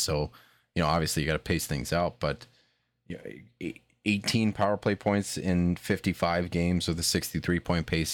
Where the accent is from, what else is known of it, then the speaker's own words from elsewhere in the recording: New Jersey, United States; I was born in Jersey